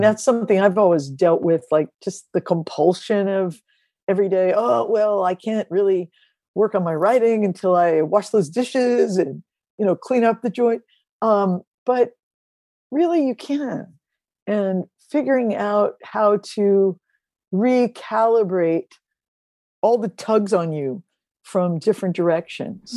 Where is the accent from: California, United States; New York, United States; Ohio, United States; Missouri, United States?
Missouri, United States; Ferguson; I grew up in Ferguson, Missouri